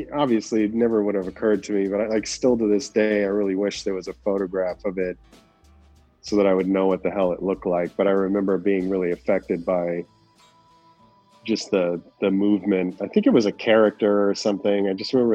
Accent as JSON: {"language": "English", "area": "a suburb north of the Valley, outside Los Angeles", "region": "California", "country": "United States", "tie": "born or raised there", "said": "I was born in in the Valley, and it's like outside of Los Angeles, and then ended up moving further north to a suburb and when I was five."}